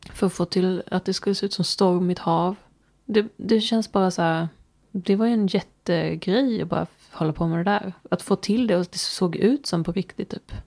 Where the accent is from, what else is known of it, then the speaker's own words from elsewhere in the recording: Småland, Sweden; vi var från Småland. Nej. Fast han kanske gissade, för att jag avslöjar ju min dialekt